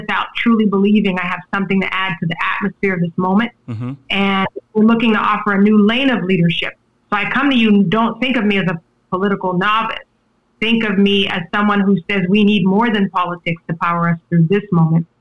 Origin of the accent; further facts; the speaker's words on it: Charleston, South Carolina, United States; I'm from Charleston, South Carolina, and my mother has worked in higher education all of my life.